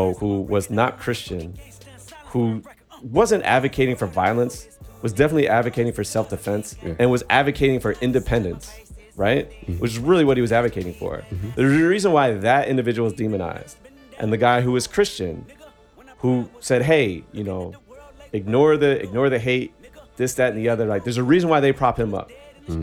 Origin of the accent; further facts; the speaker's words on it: Virginia, United States; growing up in Virginia